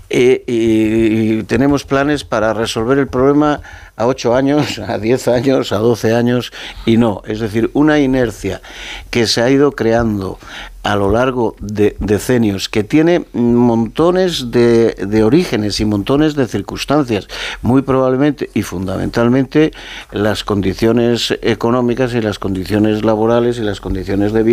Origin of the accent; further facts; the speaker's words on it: Castile and León, Spain; lo dices a un castellano leonés, ¿no? Que, que el problema demográfico en mi tierra, en mi comunidad autónoma